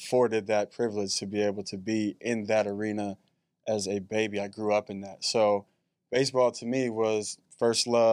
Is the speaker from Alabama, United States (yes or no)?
no; Chicago, Illinois, United States; born or raised there; moved away; also born or lived in Bay Area, California